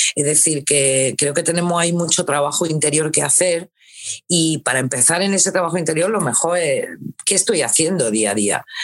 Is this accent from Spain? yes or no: yes; Granada, Andalusia, Spain; moved away as an adult; also born or lived in Alcalá la Real; Mis padres se vinieron aquí a Granada y, y esta es mi ciudad, porque claro, en el pueblo yo he vivido añitos solamente, y aunque tengo un hilo ahí y un cariño a mi pueblo, porque es mi pueblo, pero Granada es mi ciudad. Entonces, bueno, aquí es donde he crecido